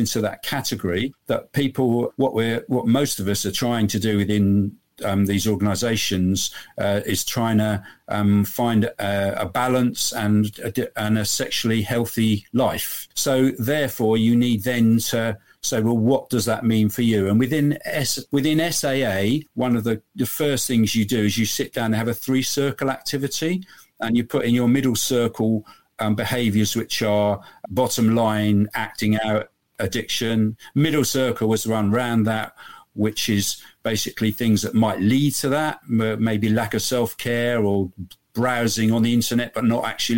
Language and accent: English; Bristol, South West England, United Kingdom; my hometown in Bristol in the UK